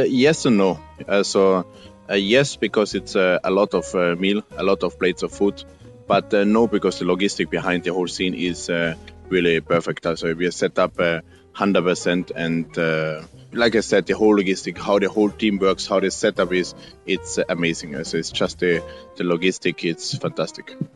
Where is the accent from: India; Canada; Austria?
Austria; English is a second language; moved away as an adult; also born or lived in Salzburg, Austria / Sydney, Australia / Norway; now in Mexico; I'm born in Austria, living now in Mexico